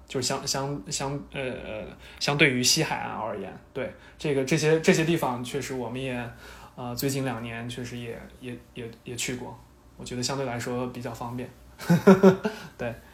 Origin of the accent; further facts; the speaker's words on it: Shanxi, China; now in Dallas, United States; 作为一个山西人，这个是不敢想象的